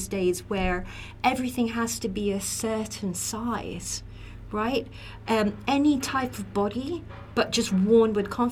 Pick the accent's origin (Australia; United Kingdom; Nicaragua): Australia; I'm from Australia